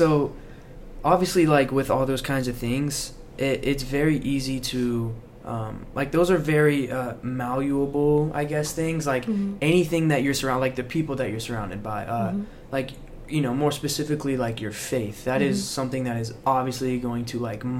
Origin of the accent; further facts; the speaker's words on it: Florida, United States; I'm from Florida. That is unheard of.